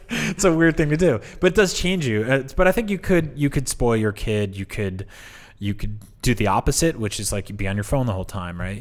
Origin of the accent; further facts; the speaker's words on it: East Coast, United States; moved away; I'm from the East Coast